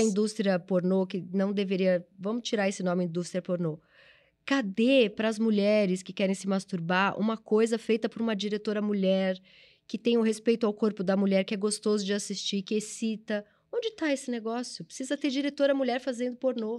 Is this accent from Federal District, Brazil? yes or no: no; São Paulo, Brazil; É, eu sou da ZL também, eu nasci no Tatuapé